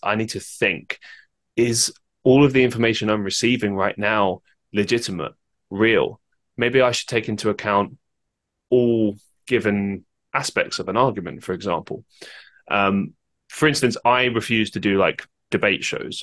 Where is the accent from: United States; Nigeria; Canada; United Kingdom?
United Kingdom; London; I grew up in London